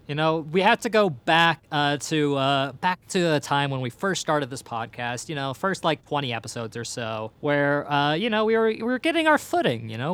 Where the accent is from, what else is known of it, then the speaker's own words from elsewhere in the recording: Ireland; I'm Irish